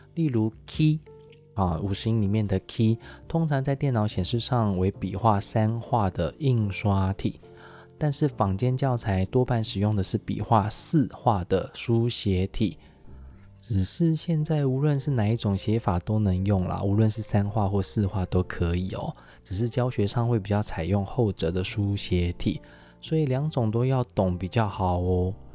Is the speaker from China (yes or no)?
no; Taiwan; 日文现在有很多字，我们在台湾也是使用得很习惯了